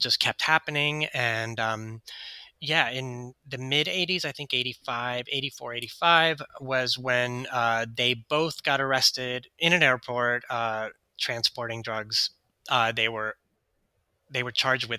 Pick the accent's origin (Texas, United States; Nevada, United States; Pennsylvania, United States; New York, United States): Texas, United States; Houston; Shannon and I grew up in Houston, Texas